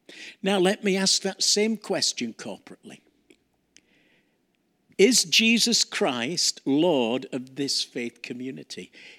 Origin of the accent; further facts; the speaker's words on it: Yorkshire and the Humber, United Kingdom; Hudson Taylor, who actually was born and brought up in the same city I grew up in Yorkshire, in England